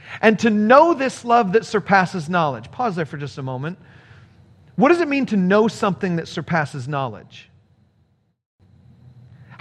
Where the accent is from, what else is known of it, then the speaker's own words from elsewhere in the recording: California, United States; moved away as an adult; also born or lived in Chicago; When I first went to college, I was coming from California, and I went to college in Chicago